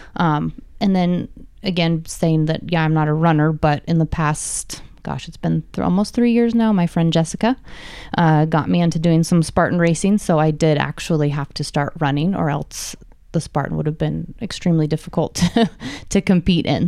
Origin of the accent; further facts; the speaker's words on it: Reno, Nevada, United States; I've been born and raised in Reno